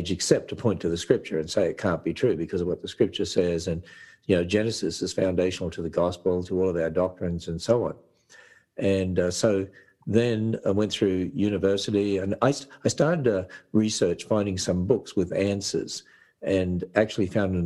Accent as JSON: {"language": "English", "country": "Australia", "tie": "born or raised there", "said": "I was brought up in Australia"}